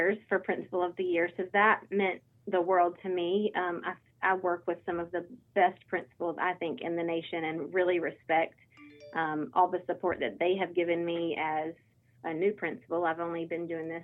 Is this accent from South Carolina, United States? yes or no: no; Gaston County, North Carolina, United States; I'm born and raised in Gaston County